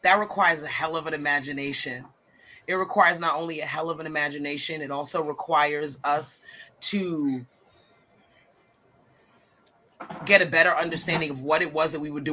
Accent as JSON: {"language": "English", "country": "United States", "said": "I'm American"}